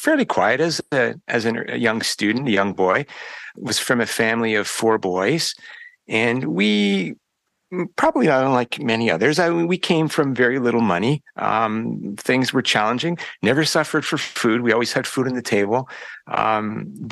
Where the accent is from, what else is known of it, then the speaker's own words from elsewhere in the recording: Chatham, Ontario, Canada; also born or lived in Windsor, Ontario; I grew up here in Ontario. In fact, I've spent my entire life in this province